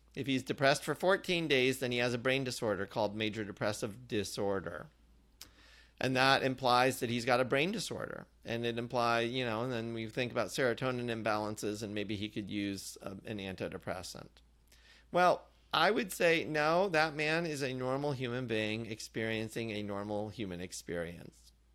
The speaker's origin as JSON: {"language": "English", "region": "Indiana", "country": "United States", "tie": "born or raised there", "also_born_or_lived": "Massachusetts", "moved": "yes", "said": "growing up in Indiana"}